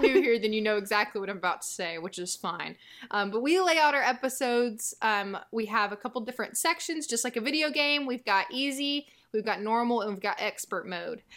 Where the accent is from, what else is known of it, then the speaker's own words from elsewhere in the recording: the South, United States; I grew up in the South